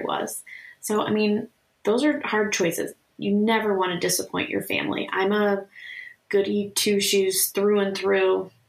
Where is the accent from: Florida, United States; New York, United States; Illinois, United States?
Illinois, United States; Chicago; moved away as an adult; also born or lived in Washington, D.C.; we're from the Chicago area